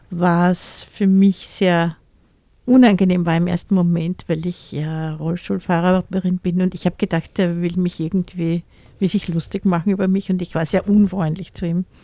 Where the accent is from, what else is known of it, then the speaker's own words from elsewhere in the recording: Austria; also born or lived in Vienna; Ich, ich bin auch in Wien geboren, im 10.